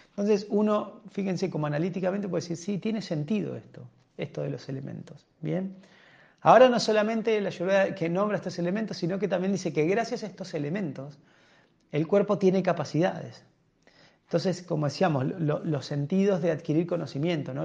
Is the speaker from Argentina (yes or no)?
yes; Argentina; entre nosotros los argentinos